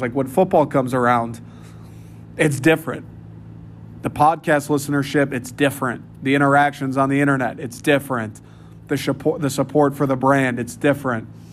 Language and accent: English; Troy, Michigan, United States; moved away as an adult; I grew up in Troy. I love Troy